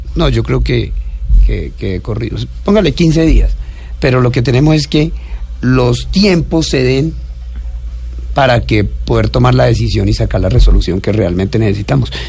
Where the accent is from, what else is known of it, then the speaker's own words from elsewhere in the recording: Inírida, Guainía, Colombia; also born or lived in Algeciras, Huila, Colombia; A los, nueve años, a los nueve años llegué a Inirida porque mi papá llegó allá de maestro